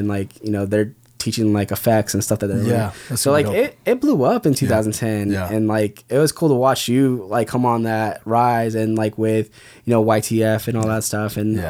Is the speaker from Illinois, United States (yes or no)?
no; West Covina, California, United States; I grew up in West Covina.